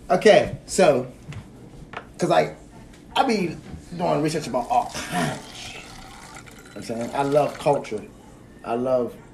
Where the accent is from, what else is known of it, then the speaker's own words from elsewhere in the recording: Canonsburg, Pennsylvania, United States; I grew up in Mount Olive Baptist Church right there in Canonsburg.